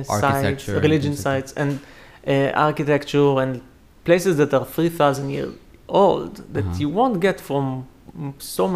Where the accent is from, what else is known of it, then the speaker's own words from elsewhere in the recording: Israel; moved away as an adult; now in United States; I'm from Israel.